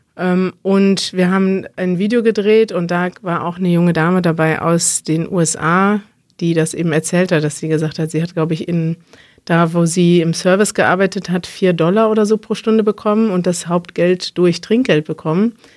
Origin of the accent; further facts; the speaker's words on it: Berlin, Germany; Wir kommen aus Berlin